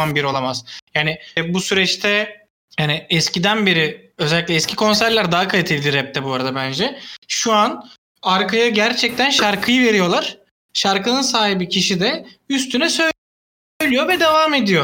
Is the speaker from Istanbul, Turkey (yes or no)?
yes; Istanbul, Turkey; benim büyüdüğüm yerde benim çocukluğumun yani, yani direkt çocukluğumun geçtiği yer Çamlı kahveydi.